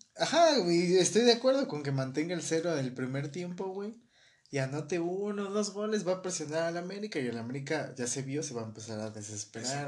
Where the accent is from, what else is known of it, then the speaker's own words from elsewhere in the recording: Mexico; Como buenos mexicanos